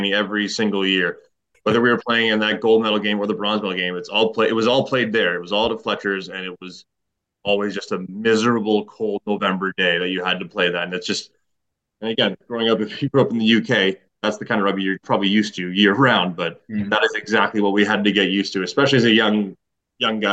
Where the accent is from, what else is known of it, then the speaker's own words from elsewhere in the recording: Brampton, Ontario, Canada; I grew up in Brampton.